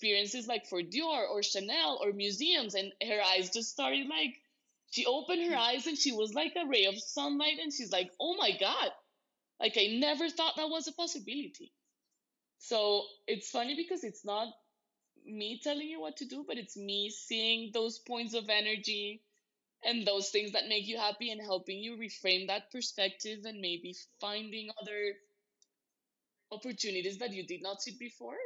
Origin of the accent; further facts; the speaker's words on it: Bogotá, Bogotá Capital District, Colombia; I'm from Bogota, Colombia, in South America